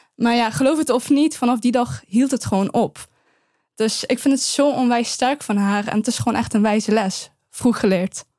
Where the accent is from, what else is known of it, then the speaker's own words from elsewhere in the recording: Eindhoven, North Brabant, Netherlands; also born or lived in Afghanistan; Als ik antwoord Eindhoven, dan zegt ze nee, waar kom je oorspronkelijk vandaan? En dan zeg ik Afghanistan